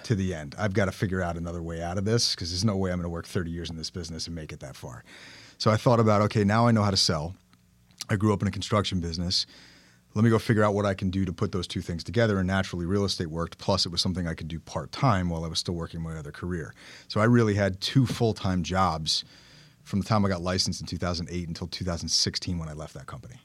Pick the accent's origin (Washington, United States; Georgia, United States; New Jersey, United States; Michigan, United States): New Jersey, United States; Bergen County; I grew up in Bergen County, settled down here in two thousand seven